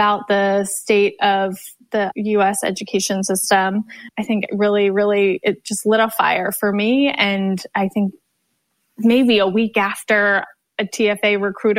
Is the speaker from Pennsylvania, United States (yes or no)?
yes; Philadelphia, Pennsylvania, United States; moved away as an adult; also born or lived in Charlottesville, Virginia / Richmond, Virginia / Atlanta / San Francisco; I moved to Philadelphia when he got a job with Villanova University right outside the city. And that's where I grew up